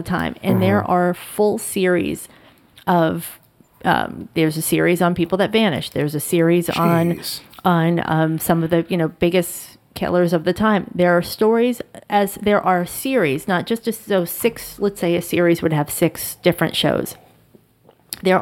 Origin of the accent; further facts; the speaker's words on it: Boston, Massachusetts, United States; I'm from Boston